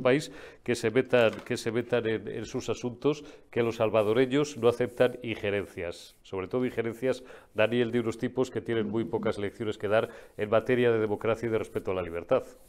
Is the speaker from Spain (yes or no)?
yes; Zamora, Castile and León, Spain; en mi tierra zamorana